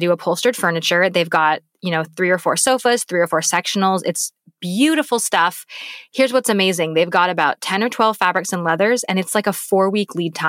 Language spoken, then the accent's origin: English; Canada; And being a British Canadian, I'm like, yes, please.